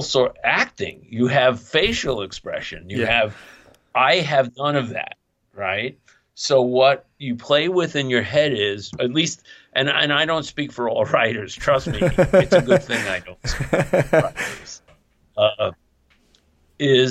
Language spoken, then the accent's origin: English; New York City, New York, United States; I'm some schmuck from Coney Island in Brooklyn